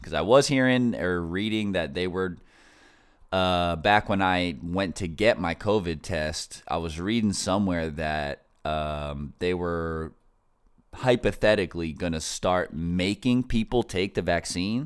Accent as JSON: {"language": "English", "region": "Northeast", "country": "United States", "tie": "born or raised there", "said": "I grew up in the Northeast, so I'm like, I consider myself an East Coast person"}